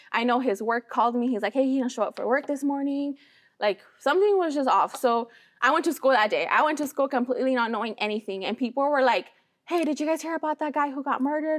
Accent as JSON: {"language": "English", "town": "Sacramento", "region": "California", "country": "United States", "tie": "born or raised there", "also_born_or_lived": "Michoacán, Mexico", "said": "we came here to Sacramento. Like this is where we grew up. This is my hometown"}